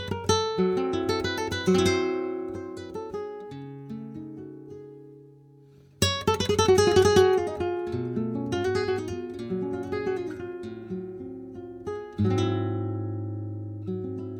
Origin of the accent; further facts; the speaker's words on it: Wichita, Kansas, United States; moved away as an adult; now in California, United States; I'm from Wichita, Kansas